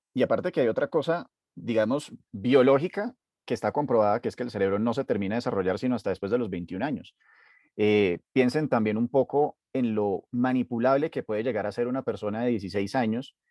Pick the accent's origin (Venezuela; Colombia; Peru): Colombia; todos como colombianos